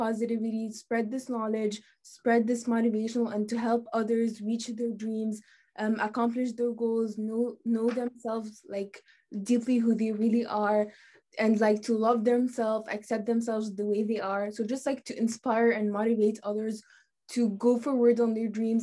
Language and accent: English; Tunisia; now in Bahrain; I'm from Tunisia, and I'm a student at the French International School of Bahrain in grade 10